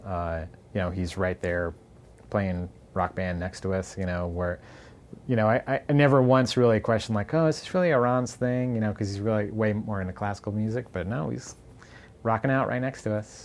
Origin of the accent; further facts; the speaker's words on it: Boston, Massachusetts, United States; growing up in Boston.